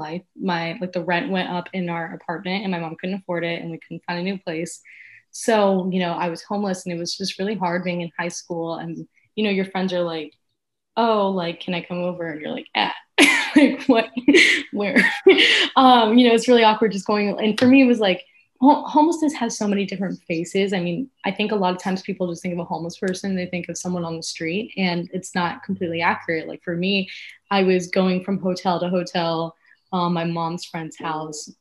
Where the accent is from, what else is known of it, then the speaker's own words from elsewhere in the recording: South Florida, United States; we're both from South Florida, and being from South Florida is so incredibly unique.